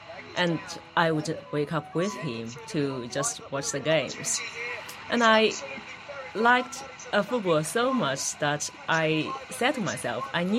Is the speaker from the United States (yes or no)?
no; China; English is a second language; now in Netherlands; I was born in China, and in China, we don't really have this kind of racial awareness.